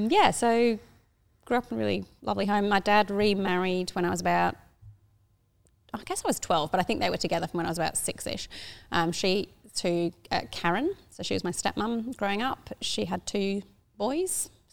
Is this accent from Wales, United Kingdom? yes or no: no; Darlington, North East England, United Kingdom; moved away as an adult; also born or lived in Hull, England; now in Australia; So I grew up in Darlington.